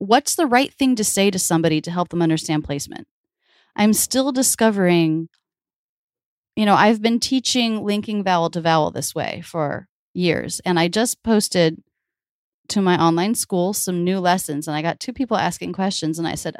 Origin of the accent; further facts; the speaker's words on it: the South, United States; accent: Midwestern; also born or lived in Boston / New York; now in Philadelphia, United States; My parents were born and raised in the Midwest, and that's where all my family has come from for a few generations. So I believe that's what I speak with, even though I grew up in the South.